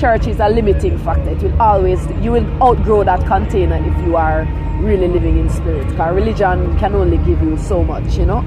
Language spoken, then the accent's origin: English; Kingston, Jamaica; also born or lived in Falmouth, Trelawny, Jamaica; originally from Trelawney, West what? Jamaica, yeah. And then I grew up in Kingston